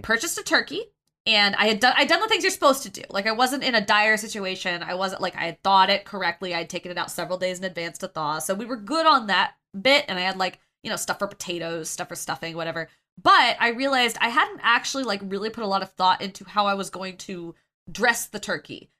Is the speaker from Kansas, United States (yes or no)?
yes; Kansas, United States; I grew up in Kansas, so I can rip on Kansas, but I l, that's my home state